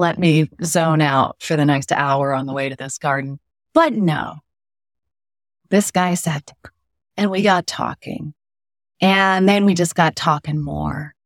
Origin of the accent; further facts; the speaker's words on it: California, United States; moved away as an adult; also born or lived in Iowa; now in East Coast, United States; I grew up in California for the most part